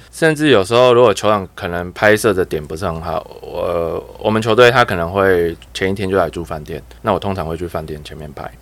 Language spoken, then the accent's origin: Chinese; Kaohsiung, Taiwan; 身为高雄人的我